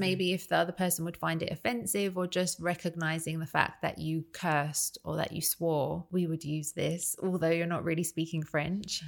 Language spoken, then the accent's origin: English; United Kingdom